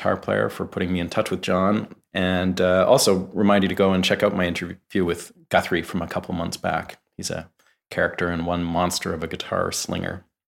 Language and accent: English; Vancouver, British Columbia, Canada; now in Nashville, United States; I live in Nashville now. I'm from Vancouver, Canada, but I moved here about 7 or 8 years ago.